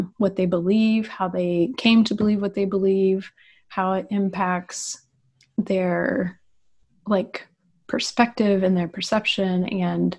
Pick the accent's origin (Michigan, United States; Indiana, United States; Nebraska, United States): Indiana, United States; west side of Indianapolis, United States; I grew up in the cornfields of Indiana, which is like on the west side of Indianapolis